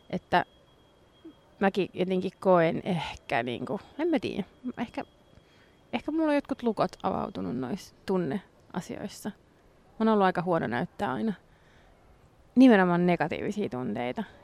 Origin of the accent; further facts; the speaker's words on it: Ireland; kun mä oon irlantilainen ja mä äiti on syntynyt englanniksi, mut kasvatettu